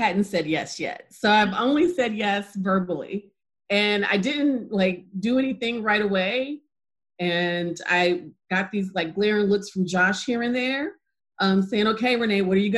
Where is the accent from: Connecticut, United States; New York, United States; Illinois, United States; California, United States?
Illinois, United States; Chicago; I'm from Chicago